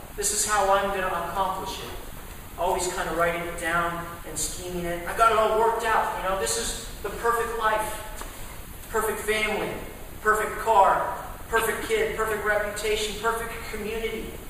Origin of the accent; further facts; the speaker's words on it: Texas, United States; I grew up in Texas